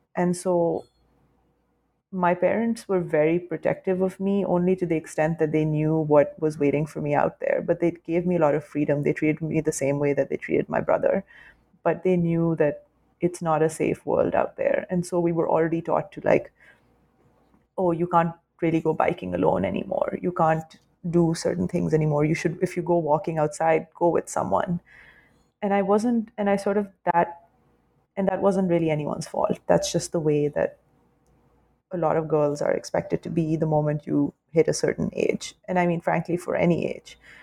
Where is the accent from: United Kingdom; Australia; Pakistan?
Pakistan; Lahore, Punjab; now in New York City, United States; it was very much like part of the post colonial British setup that we grew up in as, like, say, upper class, uh, upper middle class, and upper class kids um, in Lahore.